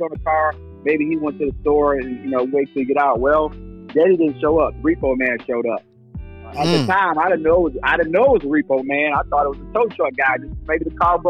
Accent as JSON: {"language": "English", "town": "Detroit", "region": "Michigan", "country": "United States", "tie": "born or raised there", "also_born_or_lived": "the South", "moved": "yes", "said": "born and raised in Detroit, Michigan"}